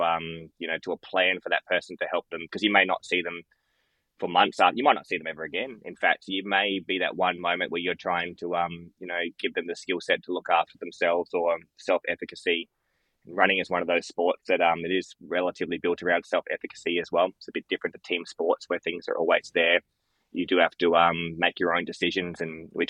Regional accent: Loxton, South Australia, Australia; moved away as an adult; now in Adelaide, Australia; I worked every second weekend in Loxton, in my hometown I grew up

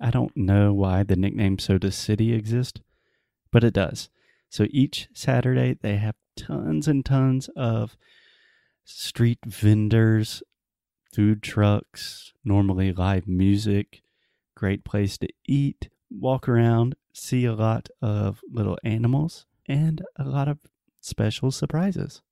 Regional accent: South Carolina, United States; the capital of my home state, of South Carolina

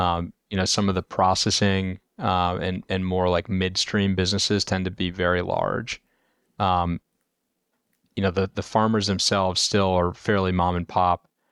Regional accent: Indiana, United States; moved away as an adult; also born or lived in Chicago / California; I'm from, uh, the Midwest originally, grew up in Indiana

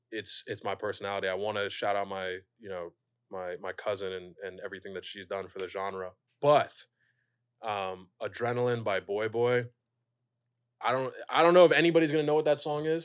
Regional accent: Pasadena, California, United States; now in New York, United States; I'm from Pasadena. We have a parade.

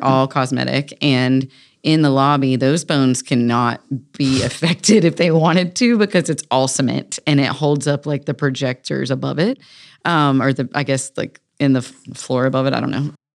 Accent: Raleigh, North Carolina, United States; Growing up in North Hills

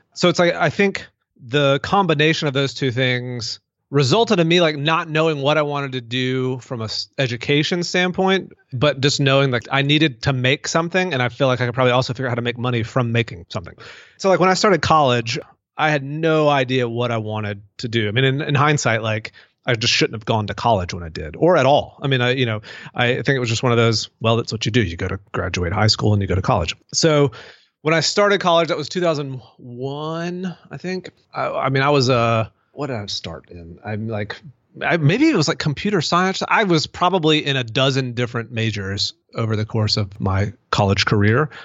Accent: Mississippi, United States; moved away as an adult; also born or lived in Denver, Colorado; now in Birmingham, United States; I, I grew up in Mississippi, went all the way through college, lived in Mississippi

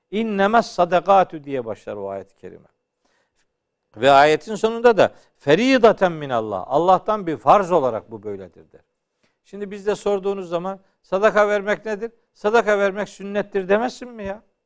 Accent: Çaykara, Trabzon, Turkey; Bizim memlekette ben Trabzonluyum. Hı hı. E, Çaykaralıyım, Ofluyum

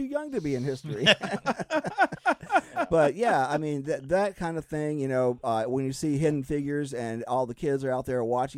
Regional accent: Cocoa, Florida, United States; I grew up in Cocoa, Florida, which is about 26 miles away from the Cape.

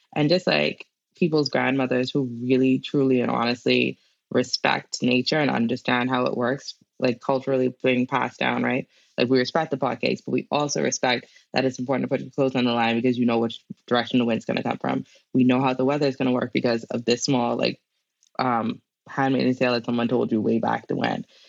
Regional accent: Bahamas; I am a Bahamian from the Bahamas

